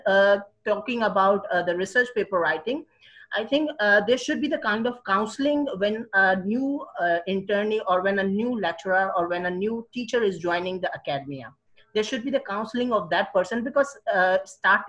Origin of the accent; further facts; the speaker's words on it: Hyderabad, Sindh, Pakistan; I'm from Pakistan, Hyderabad